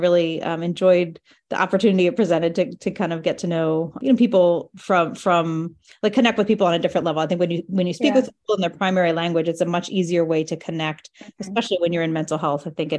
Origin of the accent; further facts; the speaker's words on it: New Jersey, United States; I grew up in New Jersey, and my family has no Spanish-speaking background.